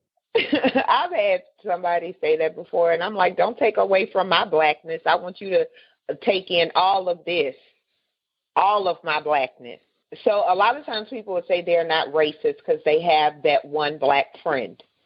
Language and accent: English; California, United States; I grew up in California